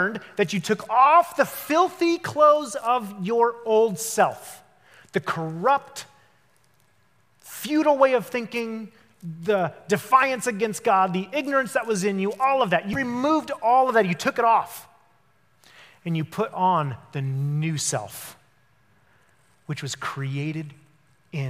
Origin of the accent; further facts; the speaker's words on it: Denver, Colorado, United States; moved away; I was from Denver, Colorado. That's where I grew up